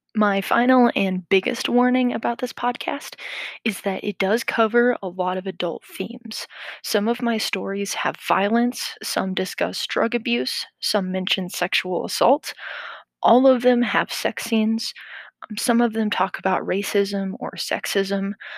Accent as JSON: {"language": "English", "region": "Midwestern United States", "country": "United States", "tie": "born or raised there", "said": "I grew up in the Midwestern United States."}